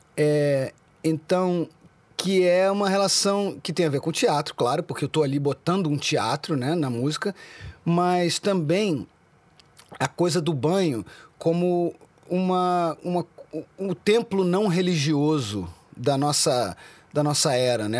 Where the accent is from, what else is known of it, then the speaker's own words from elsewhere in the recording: Brazil; crescendo no Brasil, é, eu nasci em 76, né? Então a minha transição de criança, começo dos anos 80, no Brasil